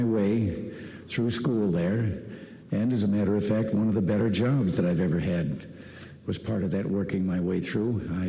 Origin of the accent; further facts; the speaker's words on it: Dixon, Illinois, United States; going to high school 90 miles west of Chicago in Dixon, Illinois, my hometown.